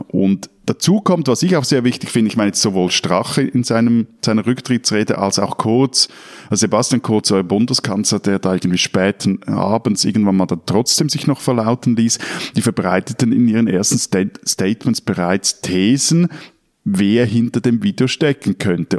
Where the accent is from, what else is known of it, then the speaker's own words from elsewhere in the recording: Switzerland; bei uns in der Schweiz